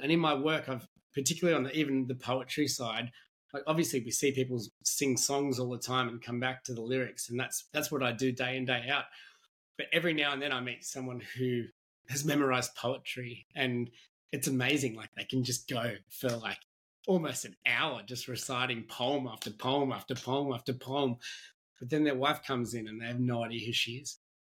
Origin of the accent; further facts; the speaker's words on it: Australia; as an Australian